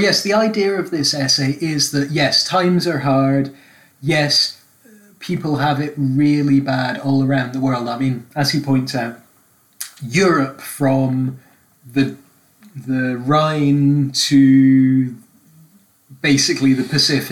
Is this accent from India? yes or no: no; Scotland, United Kingdom; I'm Scottish